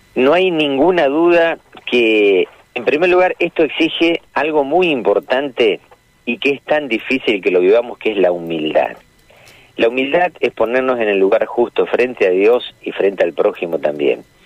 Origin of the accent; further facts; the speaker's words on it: Argentina; los argentinos eh, no, no nacimos de, digamos, en otro lugar y vinimos a vivir acá. Somos argentinos